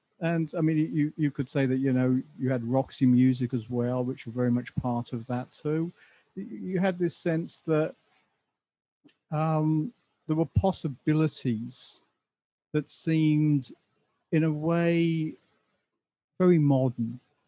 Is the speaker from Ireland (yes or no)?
yes; Dublin, Leinster, Ireland; also born or lived in Southend / Essex; now in England; I mean, I was born in Dublin, but my family moved to Southend in Essex in the early 60s. So I was brought up in Southend up until about 1971.